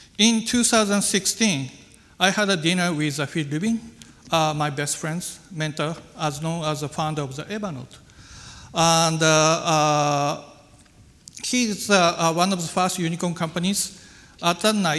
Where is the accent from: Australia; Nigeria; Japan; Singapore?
Japan; Aizu, Fukushima; English is a second language; also born or lived in Tokyo; my hometown, which was long been famous for its traditional Japanese craft lacquerware